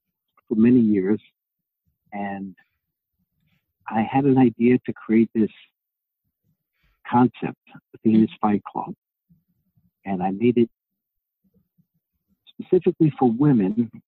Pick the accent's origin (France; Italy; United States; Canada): United States; New York City, New York; Okay, well … I was born and raised in New York City. I am from Greek descent.